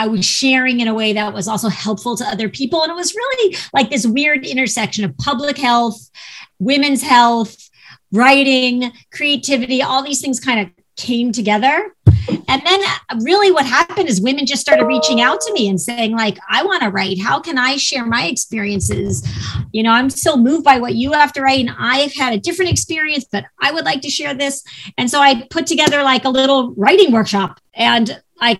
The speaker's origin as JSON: {"language": "English", "region": "Ohio", "country": "United States", "moved": "yes", "lives_now": "Los Angeles, United States", "said": "Even though I live in LA, I am from Ohio."}